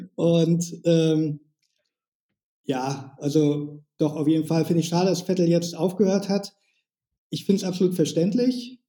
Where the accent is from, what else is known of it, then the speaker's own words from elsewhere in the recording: Schwerin, Mecklenburg-Vorpommern, Germany; now in Lübeck, Germany; ich wohne in Lübeck. Ursprünglich komme ich aus Schwerin ähm, aber jetzt schon seit Ewigkeit in Lübeck.